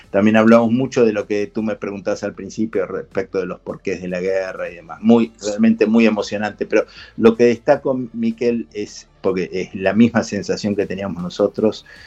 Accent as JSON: {"language": "Spanish", "country": "Argentina"}